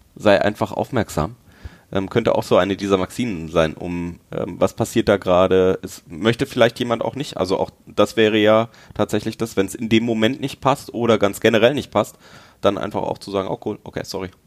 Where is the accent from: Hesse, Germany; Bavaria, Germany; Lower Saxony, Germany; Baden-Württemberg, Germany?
Bavaria, Germany; Franconia; Ich bin in Franken aufgewachsen